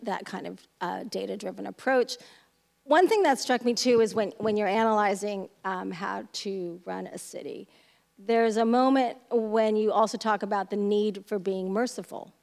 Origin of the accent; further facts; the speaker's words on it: West Coast, United States; I'm from the West Coast.